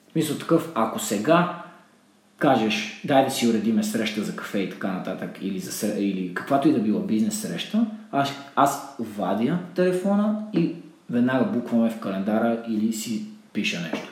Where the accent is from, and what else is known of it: Botevgrad, Sofia Province, Bulgaria; born or raised there; moved away